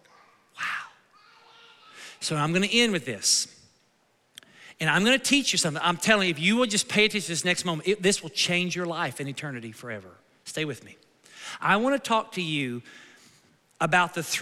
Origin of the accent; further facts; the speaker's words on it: United States; My citizenship is where? It's in America. I'm an American citizen